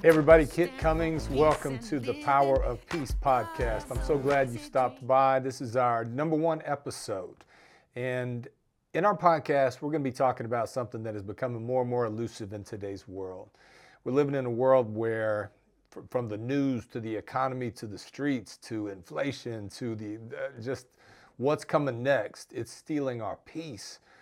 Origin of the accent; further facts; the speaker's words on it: Georgia, United States; my home state of Georgia